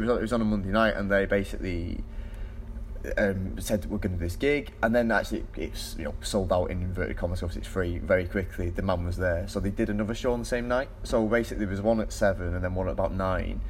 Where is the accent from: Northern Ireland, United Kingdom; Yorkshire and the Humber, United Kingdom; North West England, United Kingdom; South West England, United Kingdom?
North West England, United Kingdom; Manchester; I'm from Manchester